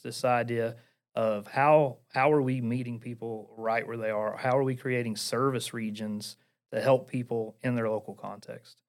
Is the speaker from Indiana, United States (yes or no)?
no; Portland, Tennessee, United States; accent: Appalachian; I am from Portland, Tennessee. Uh, for those of you who are listening, you probably can notice I have an Appalachian accent